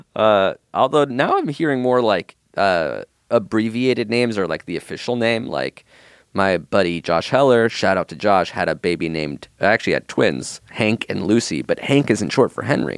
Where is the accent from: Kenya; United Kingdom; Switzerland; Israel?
Israel; moved away; I was born in Israel, so my birth certificate is just how to spell my name in Hebrew